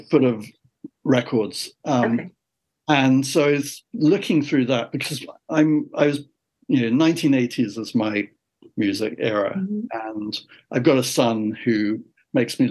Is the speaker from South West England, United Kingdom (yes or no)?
no; London, United Kingdom; moved away as an adult; also born or lived in Dorset / San Francisco / Canada; now in Richmond, Virginia, United States; I grew up in London